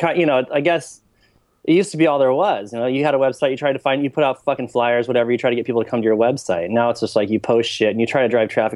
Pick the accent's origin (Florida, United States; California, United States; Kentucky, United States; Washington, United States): California, United States; Leucadia; I grew up right here in Leucadia